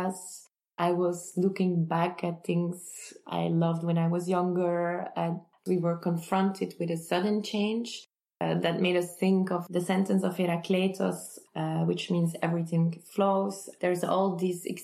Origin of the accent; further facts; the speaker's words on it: Kortrijk, Flanders, Belgium; Kortrijk, which is my hometown